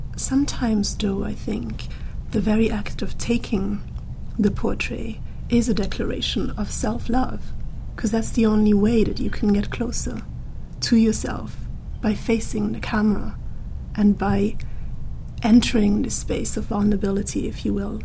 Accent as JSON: {"language": "English", "country": "Austria", "tie": "born or raised there", "moved": "as an adult", "lives_now": "United Kingdom", "said": "I grew up in the Austrian mountains, literally."}